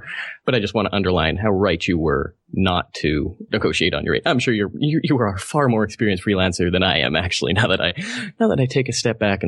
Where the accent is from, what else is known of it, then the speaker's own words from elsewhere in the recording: Canada; I'm Canadian